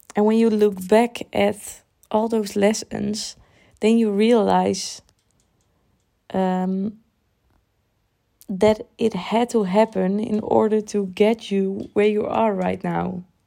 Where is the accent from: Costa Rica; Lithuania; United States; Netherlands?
Netherlands; born or raised there; English is a second language